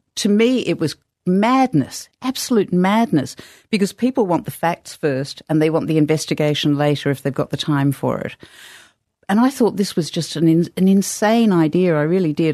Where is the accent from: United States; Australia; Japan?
Australia; also born or lived in England; I was born in England, but I grew up in Australia